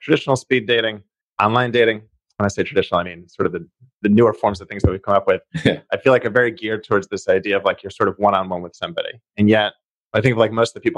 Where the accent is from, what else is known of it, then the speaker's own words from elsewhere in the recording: Boston, Massachusetts, United States; also born or lived in California; I grew up in Jamaica Plain. Lived a little bit in California, but for the last 10 years or so, I've been living back in Boston, Rossi area.